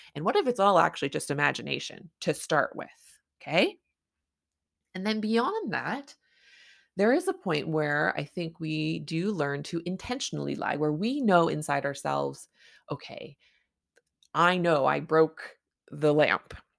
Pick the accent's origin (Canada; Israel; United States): Canada; I'm a Canadian family physician